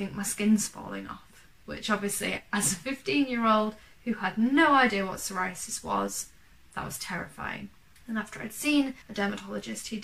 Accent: Yorkshire and the Humber, United Kingdom; from East Yorkshire

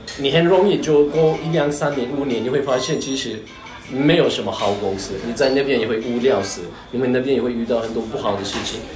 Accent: Turkey; first language Turkish; Chinese is a second language; moved away as an adult; now in Taiwan; 我是来自土耳其，然后我就在台湾十一年了。然后我是，呃，二零一零年第一，首一次来台湾。那个时候我的，来台湾的目的是学中文

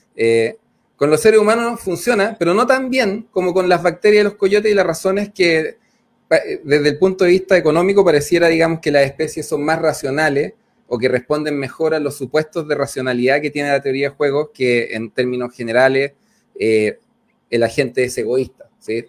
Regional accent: Cerro Navia, Santiago Metropolitan, Chile; yo crecí en Cerro Nadia

